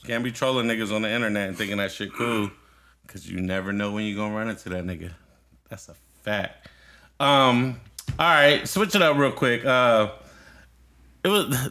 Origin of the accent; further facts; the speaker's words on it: Newark, New Jersey, United States; I'm from Newark